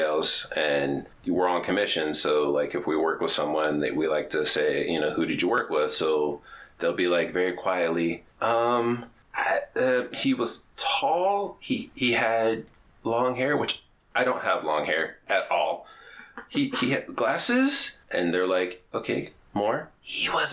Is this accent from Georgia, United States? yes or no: yes; Kingsland, Georgia, United States; moved away as an adult; now in Layton, United States; I grew up in Kingsland, Georgia